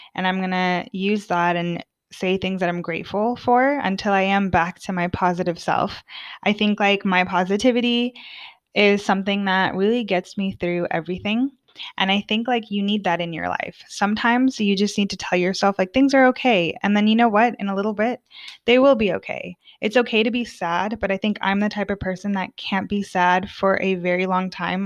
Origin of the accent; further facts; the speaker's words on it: United States; moved away as an adult; now in Sweden; as an American, as a very talkative American